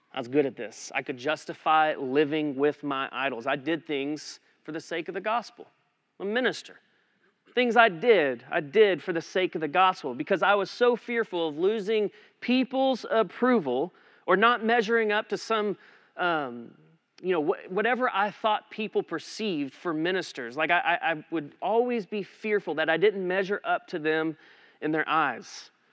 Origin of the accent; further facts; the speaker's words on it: Eastland, Texas, United States; moved away as an adult; now in Aledo, United States; we had been living back in my hometown in Eastland